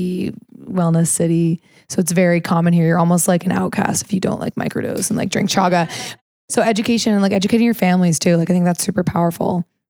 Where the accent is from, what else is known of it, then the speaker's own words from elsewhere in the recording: Missouri, United States; I grew up in Missouri